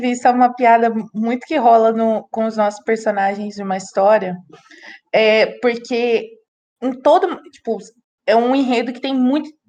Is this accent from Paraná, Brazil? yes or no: no; São Paulo, Brazil; porque a Gabi é do Rio de Janeiro, eu sou de São Paulo.